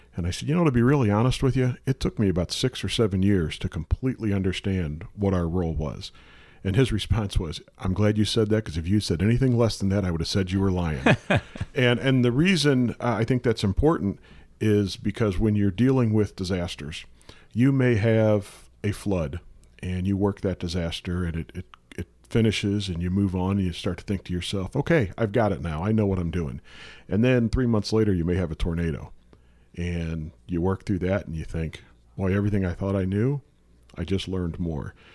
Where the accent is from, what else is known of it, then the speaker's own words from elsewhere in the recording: St. Louis, Missouri, United States; Born and raised in Saint Louis. Uh, spent, uh, again, all my life here